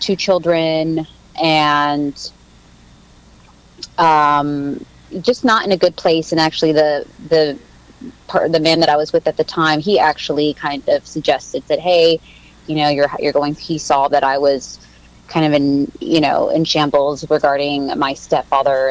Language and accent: English; Mexico; when I was born in Mexico, and I want to say a month after I was born, he left